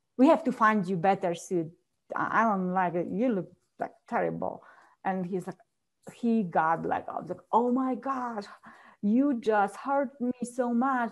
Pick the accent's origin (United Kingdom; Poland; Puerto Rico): Poland; English is a second language; now in Colorado, United States; I was born and raised in a very small village back in Poland